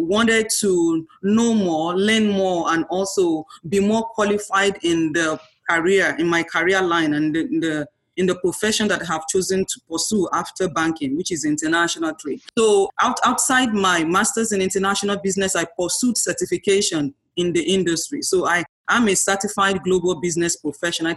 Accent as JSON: {"language": "English", "country": "Nigeria", "tie": "born or raised there", "moved": "as an adult", "lives_now": "Miami, United States", "said": "I'm a Nigerian. I grew up in Nigeria, had my primary education, secondary education, also my first degree."}